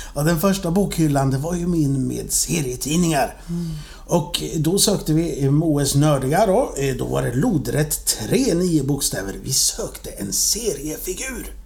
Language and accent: Swedish; Sweden; jag är ju från Sverige också